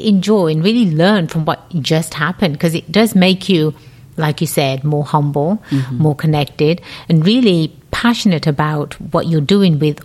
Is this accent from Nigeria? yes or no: no; England, United Kingdom; moved away; also born or lived in California; born and raised in England, hence the funny accent, right? I came over to California